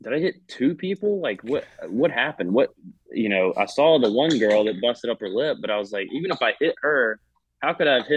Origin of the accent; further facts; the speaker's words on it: the Carolinas, United States; now in Georgia, United States; I grew up in the Carolinas, I live in Georgia